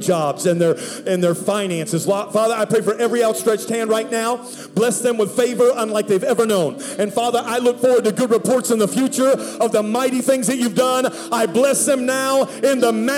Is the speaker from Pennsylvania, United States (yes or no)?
yes; Pittsburgh, Pennsylvania, United States; now in Dallas, United States; I'm from Pittsburgh, Pennsylvania. Now, I live in Dallas.